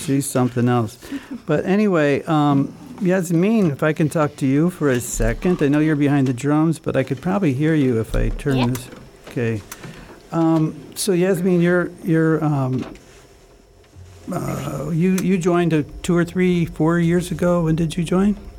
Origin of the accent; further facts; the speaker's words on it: United States; as an American